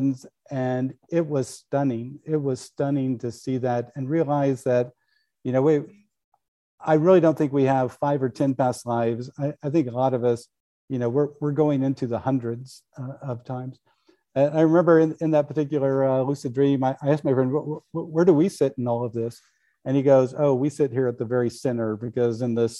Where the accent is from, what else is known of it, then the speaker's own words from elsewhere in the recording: Kansas, United States; When I was a kid growing up in Kansas